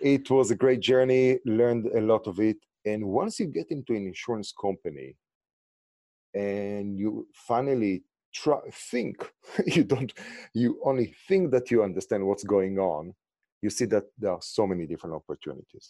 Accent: Israel; English is a second language; moved away as an adult; also born or lived in New York; now in Los Angeles, United States; originally, as you can hear from my accent and name, I'm from Israel

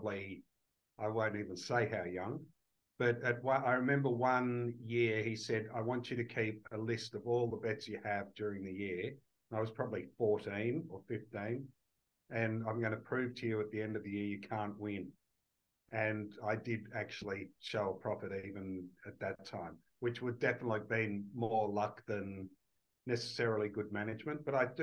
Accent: Australia; also born or lived in United Kingdom; when I grew up in Australia

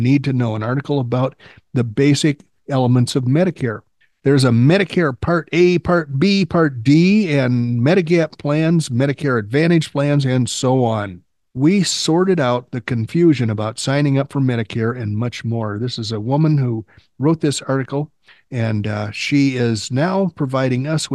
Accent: the South, United States; I am a Southerner.

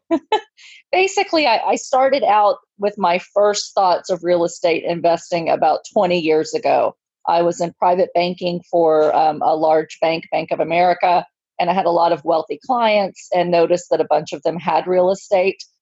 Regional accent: Texas, United States; I'm from Texas.

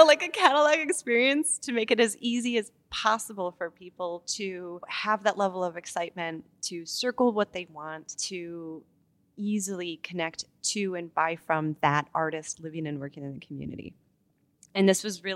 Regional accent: Michigan, United States; I grew up in Michigan

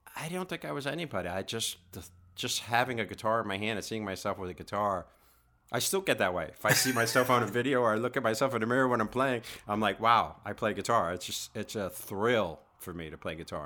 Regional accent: New York City, New York, United States; growing up in Queens and it was a working class society

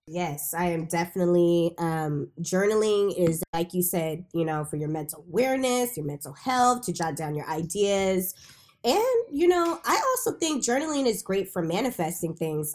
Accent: Bay Area, California, United States; I was born and raised in the Bay Area

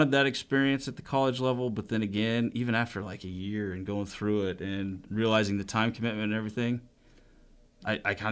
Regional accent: McCook, Nebraska, United States; also born or lived in Hastings, Nebraska; I was born in Hastings, but I was raised in McCook.

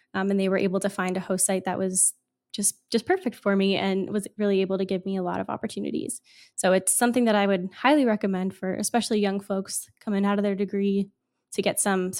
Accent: Virginia, United States; So I grew up in Virginia, kind of in an area where, you know, the Chesapeake Bay, it's kind of already pretty far gone, right?

